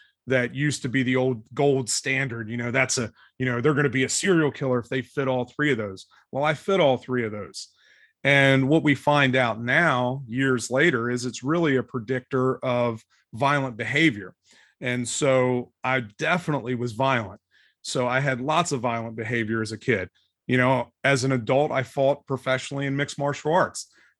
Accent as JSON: {"language": "English", "area": "right outside of Philadelphia", "region": "Pennsylvania", "country": "United States", "tie": "born or raised there", "moved": "yes", "lives_now": "Cincinnati, United States", "said": "I grew up right outside of Philadelphia."}